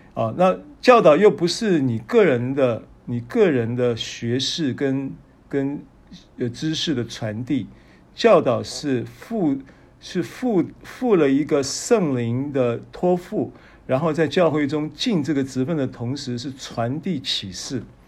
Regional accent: Taiwan; 我们是台湾来的

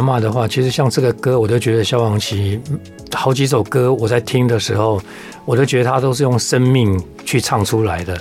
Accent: Taipei, Taiwan; 那我是台北长大的

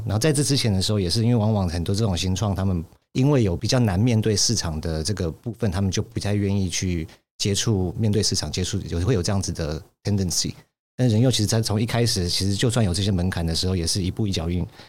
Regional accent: United States; 我在美国长大的时候

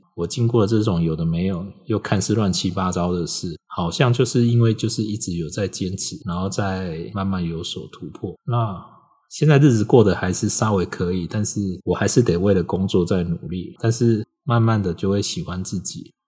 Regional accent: Taiwan; 我是台湾人，我以前在大陆跑过马拉松

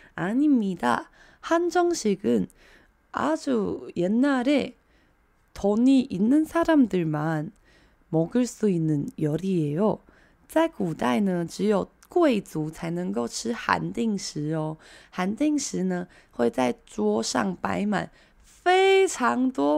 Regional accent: Taiwan; 这个才是我们台湾人平常习惯喝的一口一口的汤

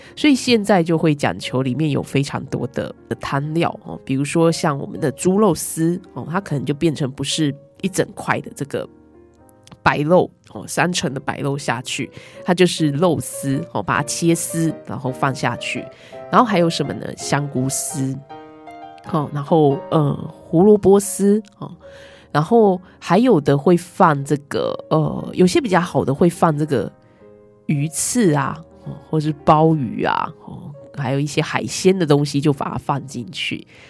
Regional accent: Yilan County, Taiwan; 我们宜兰很多是养鸭的嘛

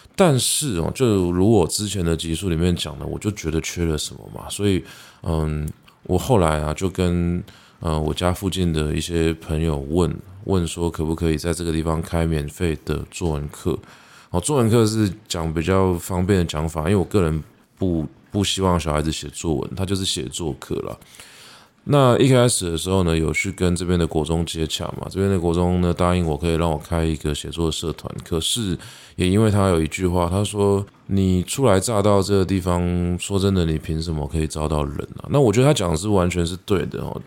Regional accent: Taipei, Taiwan; moved away; 我是一个在台北长大的小孩。 我虽然相对真正在， 呃，市中心长大的小孩子来说是没有这么忠心的

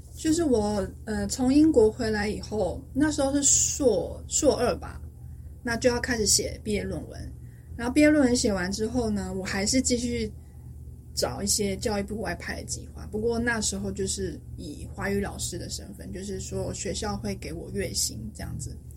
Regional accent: Taipei, Taiwan; first language Chinese; moved away as an adult; also born or lived in United States / United Kingdom; now in Stockholm, Sweden; 我台北人，小时候就在台北长大

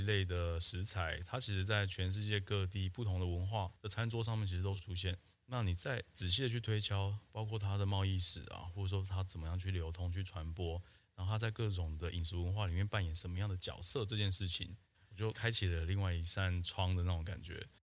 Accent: Taiwan; 那时候你生活，而且成长在台湾

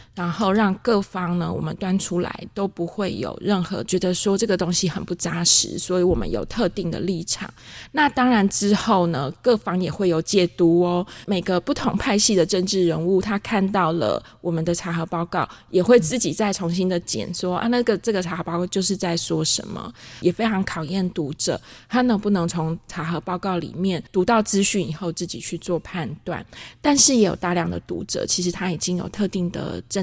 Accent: Taiwan; accent: Taiwanese Mandarin (台湾国语); 我自己台湾国语

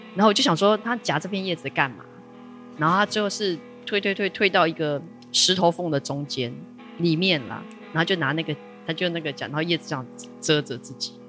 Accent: Taipei, Taiwan; moved away as an adult; now in Taitung, Taiwan; 我是台北人。哦。因为小时候虽然住在台北

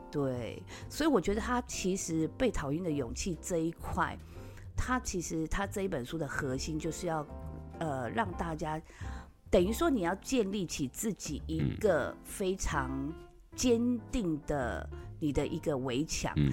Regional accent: Taiwan; 我们台湾人

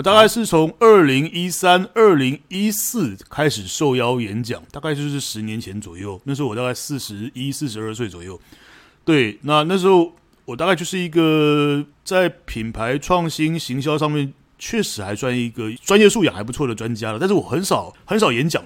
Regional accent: Taiwan; 我们是台湾人

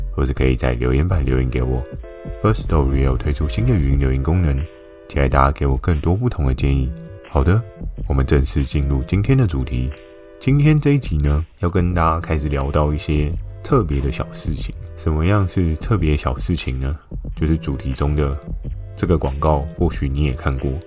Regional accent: Keelung, Taiwan; 我的出生地虽然在基隆嘛，那基隆呢，很不巧的 我住的也并非市区，是比较偏山区的地方

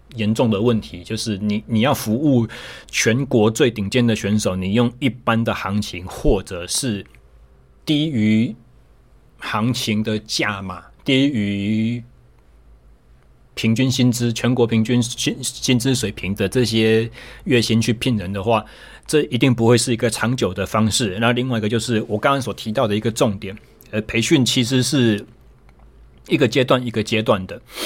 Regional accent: Taichung, Taiwan; 我回到了我的家乡台中，我重新成为了一位自由教练

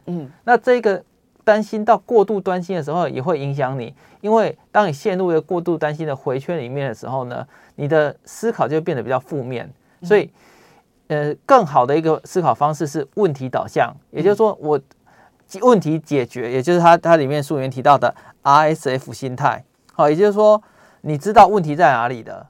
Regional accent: Taiwan; 像我们台湾人，大家总是会说，你要谦虚一点

